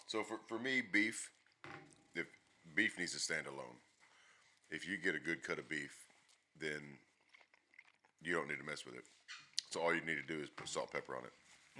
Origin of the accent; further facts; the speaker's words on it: Athens, Texas, United States; in East Texas, Athens, Texas, born and raised